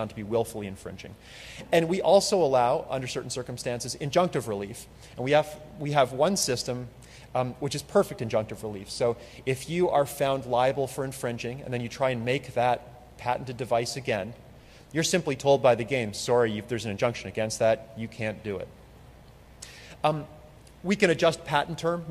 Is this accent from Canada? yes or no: yes; Canada; I'm from Canada